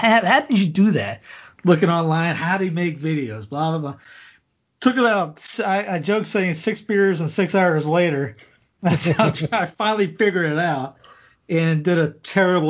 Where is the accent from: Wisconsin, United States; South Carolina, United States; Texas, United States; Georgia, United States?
South Carolina, United States; Cowpens; accent: Southern twang; also born or lived in Florida / Denver, Colorado; I grew up, born in Florida, grew up in Cowpens, South Carolina.